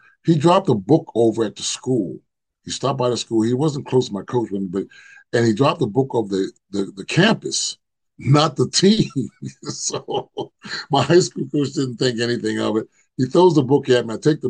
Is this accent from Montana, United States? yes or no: no; Philadelphia, Pennsylvania, United States; born or raised there; moved away as an adult